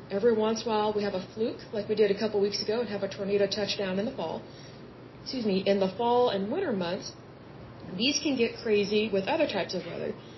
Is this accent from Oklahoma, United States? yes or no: yes; Yukon, Oklahoma, United States; now in Oklahoma City, United States; I grew up in Yukon, Oklahoma, and uh, now I live in Oklahoma City